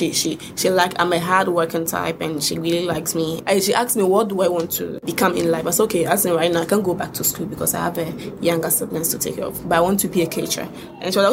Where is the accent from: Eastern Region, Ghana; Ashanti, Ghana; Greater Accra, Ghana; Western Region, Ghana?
Ashanti, Ghana; Kumasi; moved away as an adult; also born or lived in Saudi Arabia; I'm from Kumasi